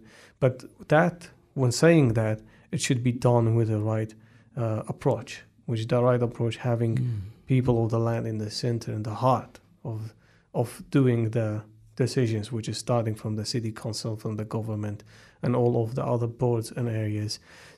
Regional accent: Wellington, New Zealand; growing up in Wellington, growing up in a area where it's back to your ancestors, the history, that all bring a lot to us

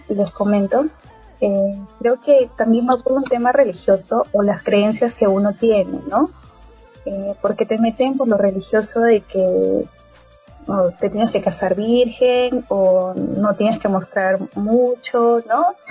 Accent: Peru; yo soy de Perú

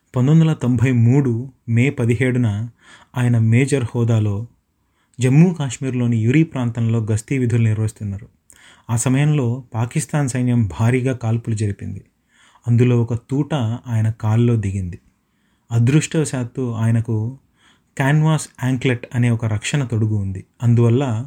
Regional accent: Madanapalle, Andhra Pradesh, India; now in Dunedin, New Zealand; మా ఊరు మదనపల్లికి దగ్గరగా ఉండేటువంటి

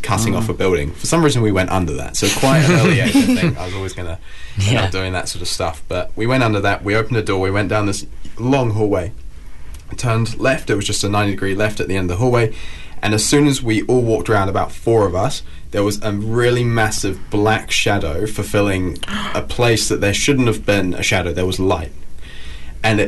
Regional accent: England, United Kingdom; moved away; I grew up in England

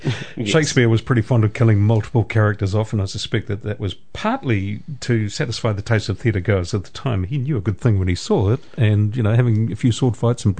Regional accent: Putāruru, Waikato, New Zealand; My hometown is Putanuru.

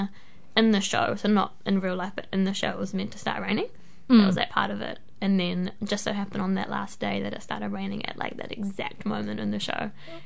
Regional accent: Hamilton, Waikato, New Zealand; I grew up in Hamilton

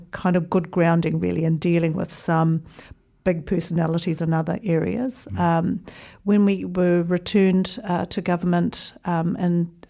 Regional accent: Auckland, New Zealand; also born or lived in Wellington; So I was here for a grand total of 14 days before we moved to Auckland, where I did my schooling

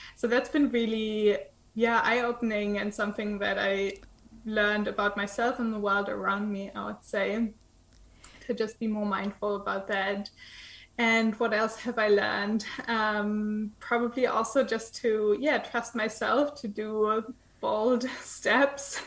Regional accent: eastern Germany, Germany; moved away; I was born in Eastern Germany

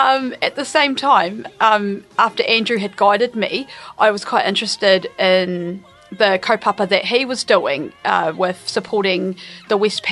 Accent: Murihiku, Southland, New Zealand; Nō Mirihiku aho, ko Ngāi Tahu, Ngāti Māmoe, me Waitaha, ngā iwi te taha tōku mama, ko... Ai.

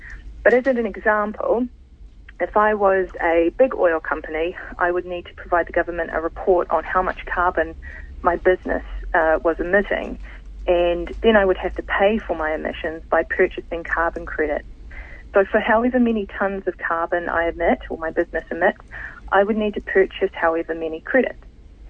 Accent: Tokoroa, Waikato, New Zealand; moved away as an adult; now in New Plymouth, New Zealand; I'm based here in Ngā Motu, New Plymouth, but I grew up in Tokoroa in the South Waikato where my whānau still live.

